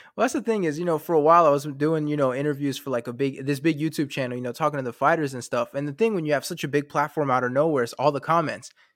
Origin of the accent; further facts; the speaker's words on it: North Carolina, United States; also born or lived in France; I grew up in North Carolina